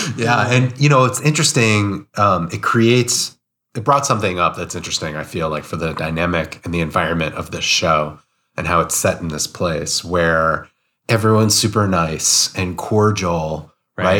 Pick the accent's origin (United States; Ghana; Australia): United States; as an American